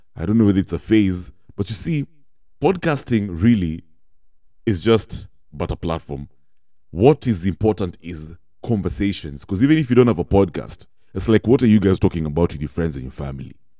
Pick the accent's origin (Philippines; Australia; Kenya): Kenya; as Kenyans, as Kenyan youth especially